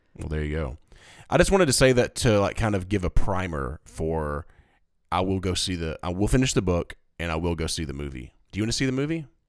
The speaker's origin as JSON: {"language": "English", "region": "East Tennessee", "country": "United States", "tie": "born or raised there", "said": "I was born in East Tennessee"}